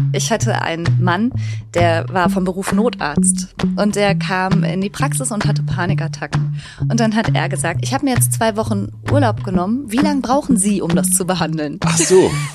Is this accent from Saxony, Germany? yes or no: no; Duisburg, North Rhine-Westphalia, Germany; also born or lived in Bergisch Gladbach / Bochum; now in Rheinberg, Germany; Ich bin äh, in Duisburg groß geworden und dann habe ich in Bochum studiert